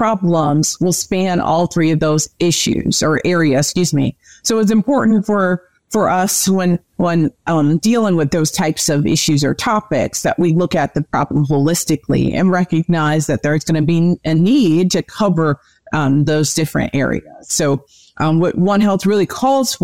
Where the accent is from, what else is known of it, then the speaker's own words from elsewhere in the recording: New Jersey, United States; also born or lived in Minnesota; I am originally from New Jersey, born and raised, and I now reside in South Jersey